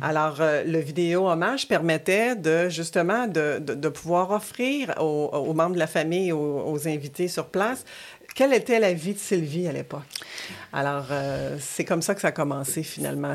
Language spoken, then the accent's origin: French; Quebec City, Quebec, Canada; also born or lived in Rimouski, Bas-Saint-Laurent; je, je, suis venue habiter à Québec avec ma famille à l'âge de 6 ans